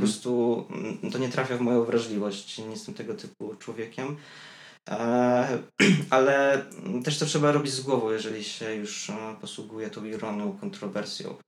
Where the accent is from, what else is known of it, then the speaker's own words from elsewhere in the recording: Biała Podlaska, Lublin Voivodeship, Poland; now in Warsaw, Poland; do Białej Podlaskiej, z której jestem